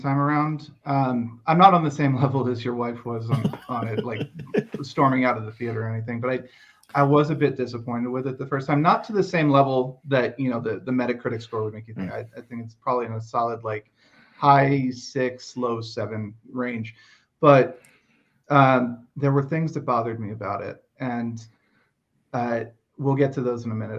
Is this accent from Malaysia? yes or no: no; United States; As an American